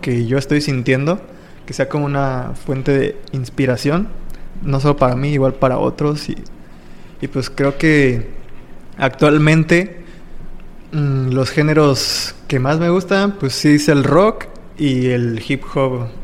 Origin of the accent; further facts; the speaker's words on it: Playa del Carmen, Quintana Roo, Mexico; also born or lived in Naucalpan, State of Mexico / Tultepec, State of Mexico; ya llevo unos diecisiete, dieciocho años radicando aquí en Playa del Carmen. Me trajeron aquí a vivir como a los cinco años